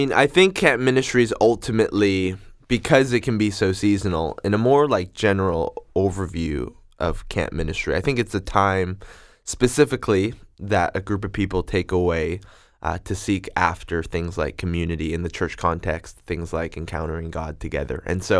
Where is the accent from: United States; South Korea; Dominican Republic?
South Korea; now in Vancouver, Canada; And then we ended up doing 2 weeks in Korea. That's where I'm from. And in case you can tell my accent, we did a Korean wedding too.